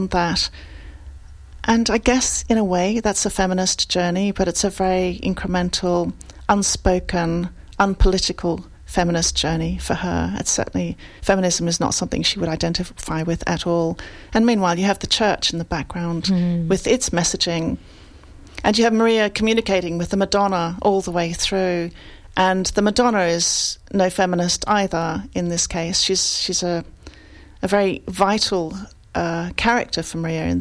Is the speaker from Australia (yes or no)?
yes; Australia; now in London, United Kingdom; I grew up Italian in Australia, and of course, you know, that means I'm a bit Italian, a bit Australian, and I've lived in London for more than half my life